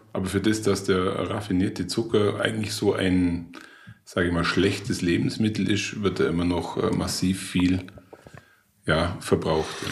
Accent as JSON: {"language": "German", "region": "Allgäu", "country": "Germany", "said": "bei uns im Allgäu"}